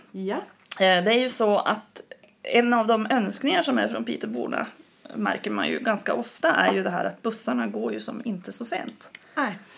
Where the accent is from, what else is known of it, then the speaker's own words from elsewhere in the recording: Umeå, Västerbotten County, Sweden; Jag, min dialekt är konstig. Jag är ju från Umeå eh, som jag har sagt. Och då hörs det att jag är uppifrån liksom.